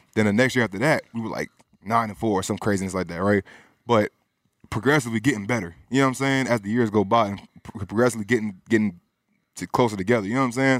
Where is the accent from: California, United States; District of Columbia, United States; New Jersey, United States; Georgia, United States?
Georgia, United States; Cobb County; also born or lived in Bronx, New York / Pennsylvania / Florida; I'm from Georgia, Cobb County